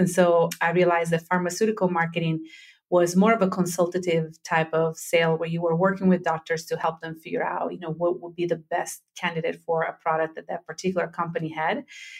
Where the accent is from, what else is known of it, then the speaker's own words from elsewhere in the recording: Rome, Lazio, Italy; now in United States; I'm born and raised in Italy. I'm from the southern part of Italy, from Calabria for the majority of my family. But my father was in the Italian army, so we moved every couple of years. So the majority of my time has been spent in Rome.